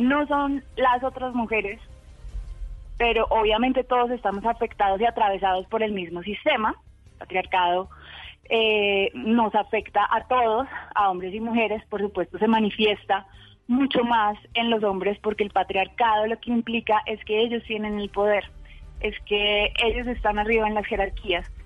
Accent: Colombia; todas somos colombianas

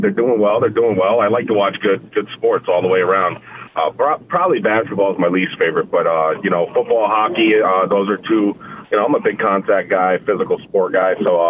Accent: New York City, New York, United States; moved away; I'm from Queens. Like, gunfire is not a new thing to me.

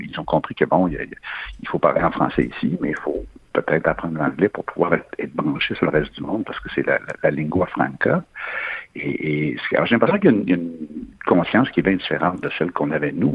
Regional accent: Quebec, Canada

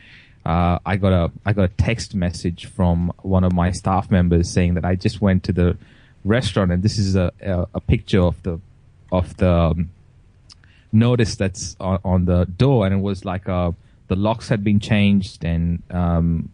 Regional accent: Goa, India; now in Australia; everyone kept asking where I was from, and I would keep saying I'm from Goa

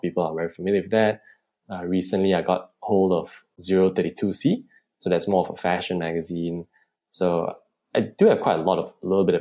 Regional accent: Subang Jaya, Selangor, Malaysia; I'm 26 years old and I'm from Subang Jaya.

